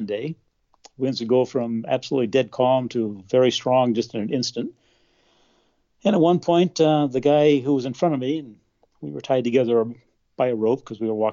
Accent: New Mexico, United States; also born or lived in Denver, Colorado; I was born in Denver, Colorado, and grew up in New Mexico.

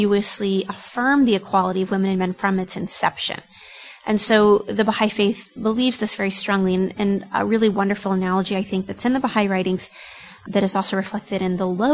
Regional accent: United States; I'm American by ethnicity, European, Caucasian American

